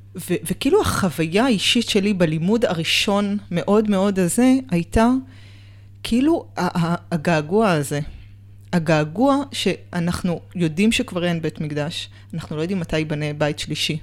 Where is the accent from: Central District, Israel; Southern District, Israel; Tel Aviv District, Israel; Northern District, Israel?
Tel Aviv District, Israel; Tel Aviv; גדלתי בתל אביב, בקהילה של חסידי בלז